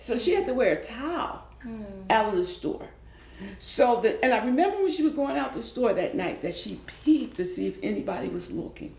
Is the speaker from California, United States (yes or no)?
no; Philadelphia, Pennsylvania, United States; I am originally from South Philadelphia, okay. born and raised.